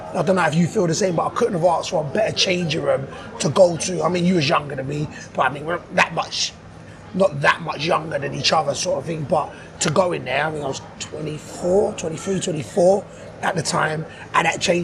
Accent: London, United Kingdom; I was from London

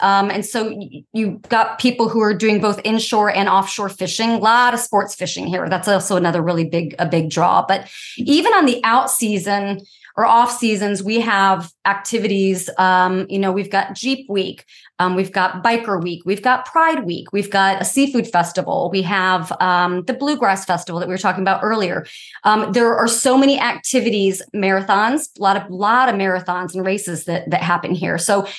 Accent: Northern Virginia, United States; moved away as an adult; now in Outer Banks, United States; Yeah, I grew up in Northern Virginia

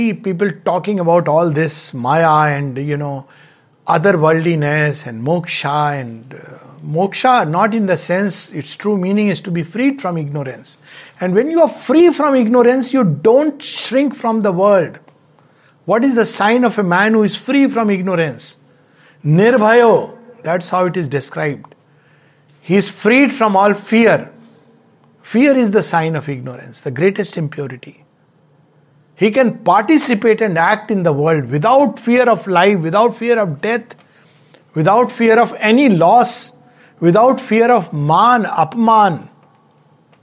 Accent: India; being an Indian

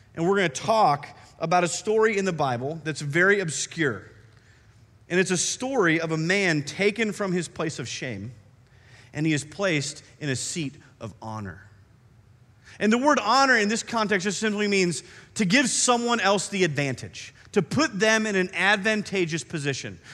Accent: Iowa, United States; moved away; I grew up in Iowa, and we have some different trees up there.

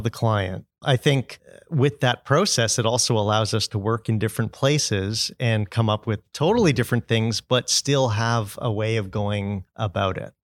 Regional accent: Brampton, Ontario, Canada; I'm from Brampton

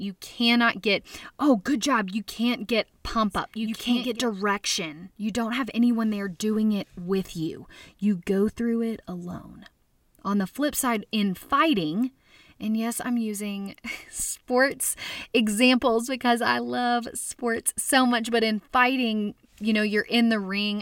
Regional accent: Little Rock, Arkansas, United States; I grew up in Little Rock, Arkansas

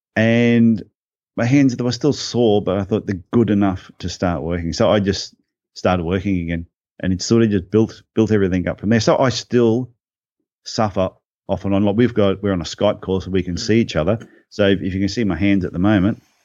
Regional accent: Brisbane, Queensland, Australia; Born, born in Brisbane, uh, went to school in, in Brisbane.

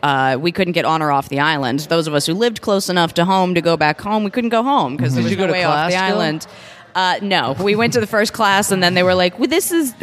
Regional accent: Freehold, New Jersey, United States; moved away as an adult; now in New Orleans, United States; I am from Freehold, New Jersey, proper … country.

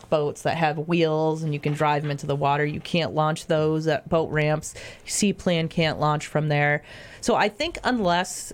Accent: Adams, Massachusetts, United States; I'm local. I grew up in Adams, born and raised

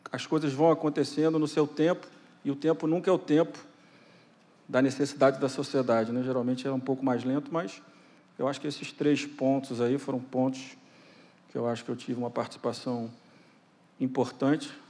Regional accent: Rio de Janeiro, Brazil; como carioca, como fluminense, ter conseguido organizar com a equipe econômica a construção da solução da recuperação fiscal do, do Estado do Rio.

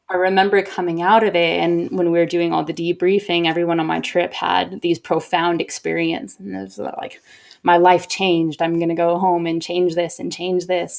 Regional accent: Oregon, United States; moved away as an adult; also born or lived in Boston / Canada / El Salvador / Chile; now in Sydney, Australia; growing up in Oregon until I was ten

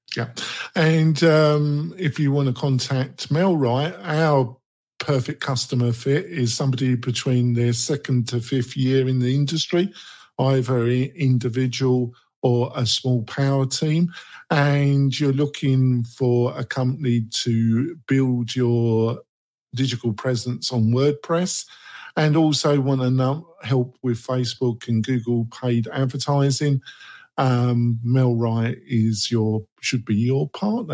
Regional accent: England, United Kingdom; I'm from England. I'm English.

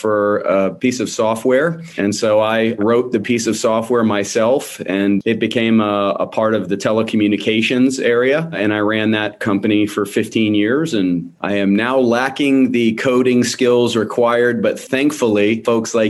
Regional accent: West Palm Beach, Florida, United States; moved away as an adult; now in Gainesville, United States; native Floridian. I was born in South Florida. I was raised in the West Palm Beach area.

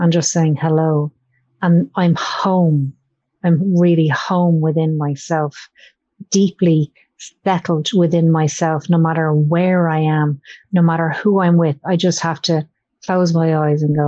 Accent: Ireland; I grew up in Ireland and with my granny who go to church

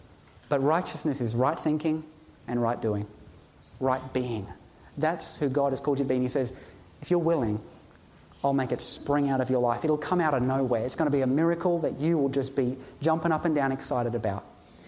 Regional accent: Ipswich, East of England, United Kingdom; Jesus came from Nazareth. I come from Ipswich. We all come from environments that are not ideal

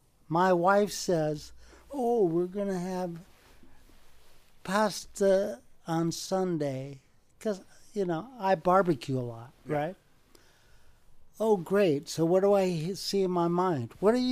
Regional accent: New York City, New York, United States; also born or lived in Chattanooga, Tennessee; now in California, United States; I was born in New York City.

